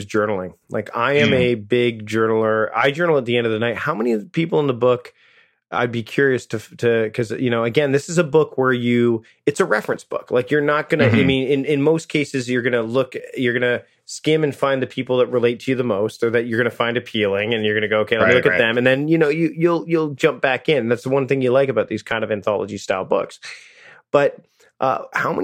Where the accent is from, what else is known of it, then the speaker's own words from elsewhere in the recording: Canada; being Canadian